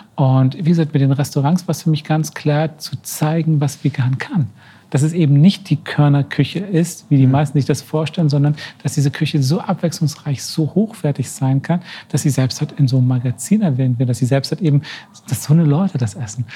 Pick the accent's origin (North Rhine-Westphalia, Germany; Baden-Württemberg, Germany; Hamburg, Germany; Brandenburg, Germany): Brandenburg, Germany; 80-90 km south of Berlin; moved away as an adult; ich bin ja geboren, 80, 90 Kilometer von Berlin entfernt, mhm. ähm, im Süden